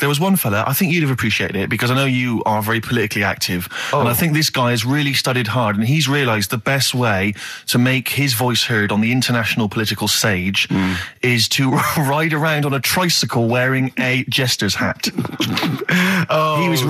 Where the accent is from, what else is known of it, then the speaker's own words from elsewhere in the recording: Manchester, North West England, United Kingdom; I remember when I was growing up in Manchester.